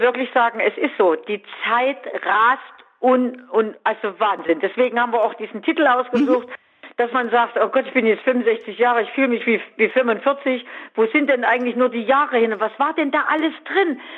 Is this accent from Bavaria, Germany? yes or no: no; Weimar, Thuringia, Germany; moved away; bin wirklich am 3. Oktober 96 in die Altstadt nach Weimar gezogen